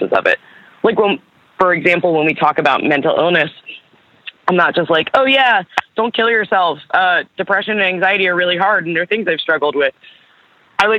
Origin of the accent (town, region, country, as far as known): Baltimore, Maryland, United States; born or raised there; also born or lived in Camden, New Jersey